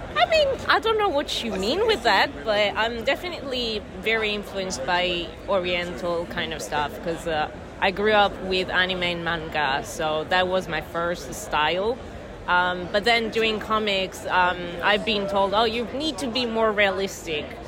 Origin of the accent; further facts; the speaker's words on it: Italy; also born or lived in United Kingdom; I'm from Italy